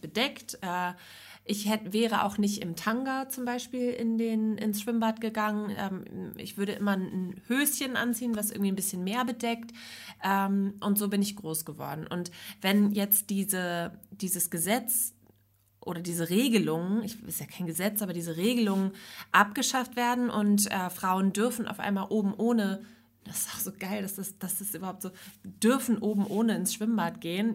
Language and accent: German; West Germany, Germany; ich bin jetzt im, im Westen aufgewachsen